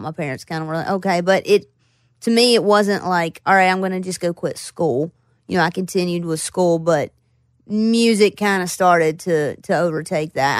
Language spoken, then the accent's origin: English; Floyd, Virginia, United States; also born or lived in Roanoke, Virginia / Bristol, Virginia; I grew up in Floyd, and then I, I moved to Roanoke, which is where I went to college.